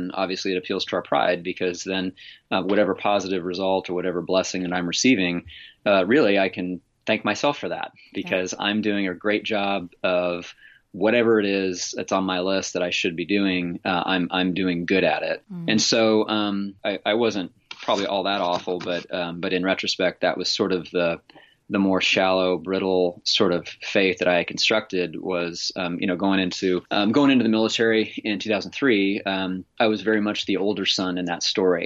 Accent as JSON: {"language": "English", "region": "Central Kansas", "country": "United States", "tie": "born or raised there", "also_born_or_lived": "Tulsa, Oklahoma", "moved": "yes", "lives_now": "Olympia, Washington, United States", "said": "I grew up in Central Kansas"}